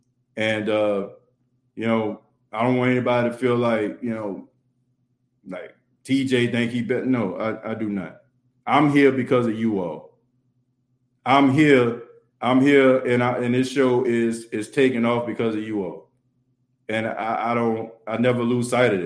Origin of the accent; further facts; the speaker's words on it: New Orleans, Louisiana, United States; a Saints fan, born and raised in New Orleans